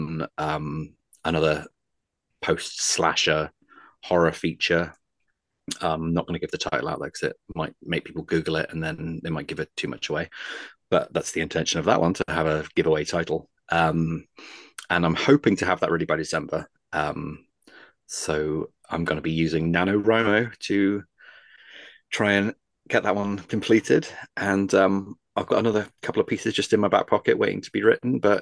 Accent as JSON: {"language": "English", "country": "United Kingdom", "said": "I'm British"}